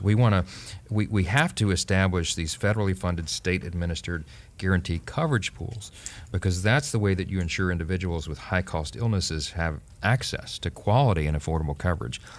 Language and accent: English; Louisiana, United States; my home state of Louisiana